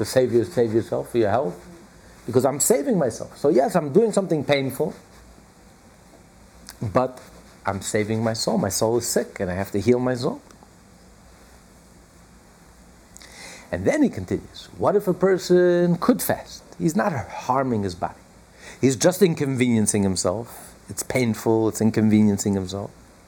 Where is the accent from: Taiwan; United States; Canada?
United States; we're all American